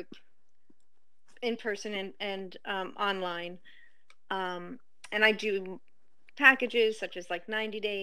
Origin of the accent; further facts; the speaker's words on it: outside of New York City, United States; I grew up outside of New York City